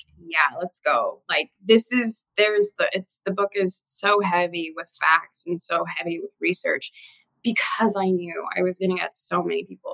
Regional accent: Australia; moved away; I grew up in Australia

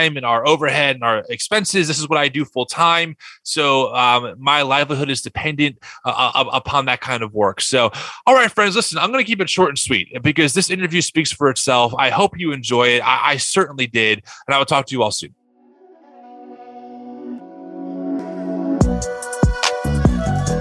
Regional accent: New Egypt, New Jersey, United States; I grew up 5 minutes from Great Adventure in a small town called New Egypt, farmland pretty much.

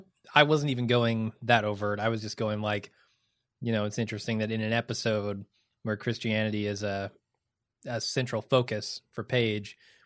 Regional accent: Midwest, United States; I'm from the Midwest.

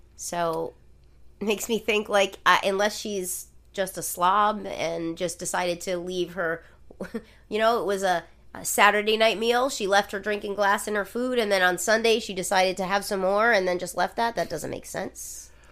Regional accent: Rhode Island, United States; my home state of the state of Rhode Island

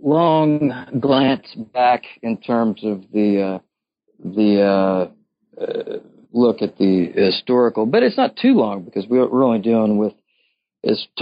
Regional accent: Louisville, Kentucky, United States; moved away as an adult; I'm from here and I'm back on kind of a temporary basis

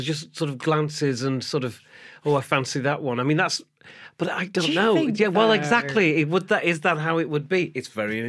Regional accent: England, United Kingdom; I was brought up in England

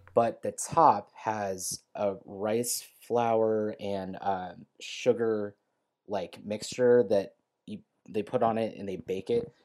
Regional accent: Bay Area, California, United States; now in Southern California, United States; I grew up in the Bay Area, and I live in Southern California now

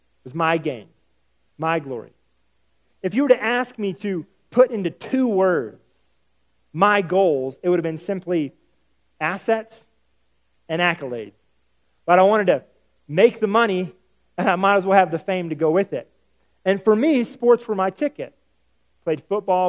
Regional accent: the South, United States; I'm from the South, and we value hospitality

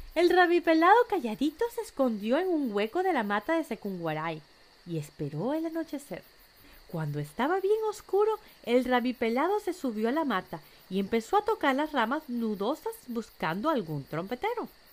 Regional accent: Venezuela; moved away; estuve de vuelta en mi país, Venezuela

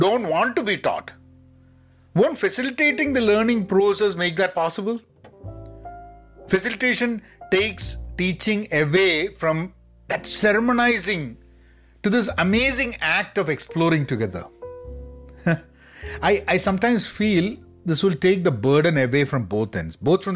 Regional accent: Kozhikode, Kerala, India; I was at a teacher's training institute in my hometown in Calicut

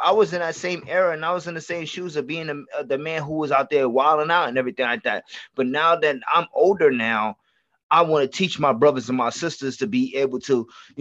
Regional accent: New York City, New York, United States; I'm from the Bronx

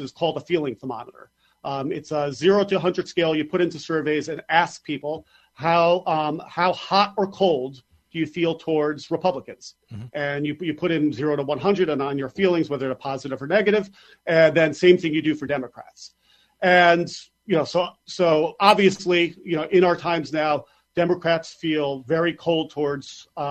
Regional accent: New York, United States; as a New Yorker

